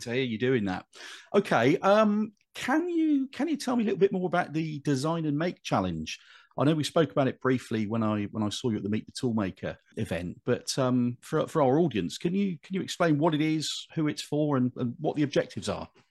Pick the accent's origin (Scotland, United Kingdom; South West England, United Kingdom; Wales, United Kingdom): South West England, United Kingdom; Bristol; moved away as an adult; now in Birmingham, United Kingdom; I'm not a Brummy by birth. I, I grew up in in Bristol, but I, have lived here since uh, 1997.